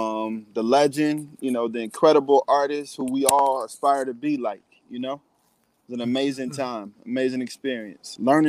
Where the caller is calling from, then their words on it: Long Island, New York, United States; I'm coming in from Long Island, so sorry I'm on the train.